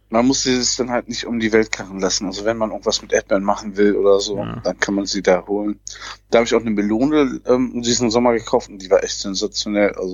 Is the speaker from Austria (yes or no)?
no; Netherlands; Und ich komme ja hier aus dem Land der Tomaten.